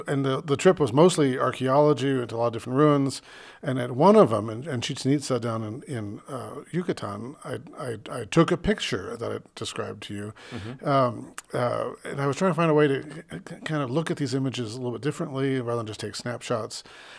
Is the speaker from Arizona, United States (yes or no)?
yes; Phoenix, Arizona, United States; moved away; I grew up in Phoenix, where the oldest thing in Phoenix is, you know, a McDonald's down the street, basically.